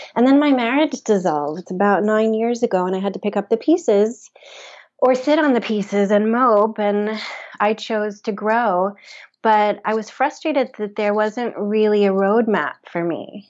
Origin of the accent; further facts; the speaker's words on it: Memphis, Tennessee, United States; moved away as an adult; also born or lived in New York; I grew up in Memphis, Tennessee, I moved to New York for college